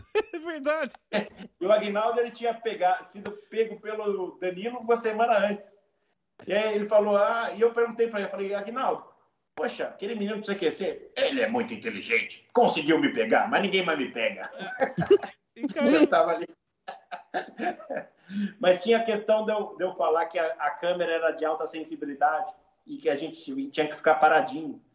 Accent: Brazil; sou do Brasil.

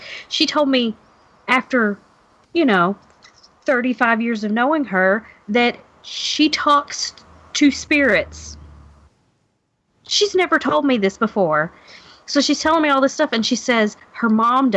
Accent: Kentucky, United States; now in Louisville, United States; I'm from Kentucky

